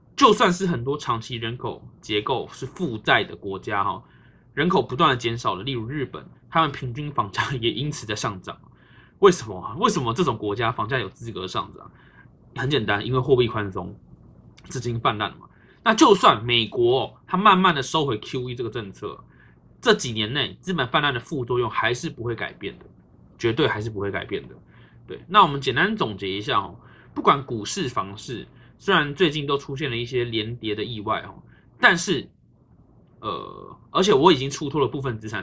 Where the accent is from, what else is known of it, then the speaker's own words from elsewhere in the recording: Taiwan; 我们身为台湾人